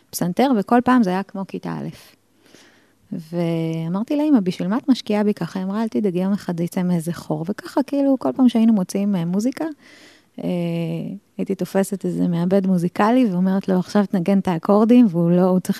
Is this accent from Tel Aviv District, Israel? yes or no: yes; Ramat Gan, Tel Aviv District, Israel; טוב, אני ילדה רמתגנית, נולדתי ב-76, אז אני די מבוגרת כבר.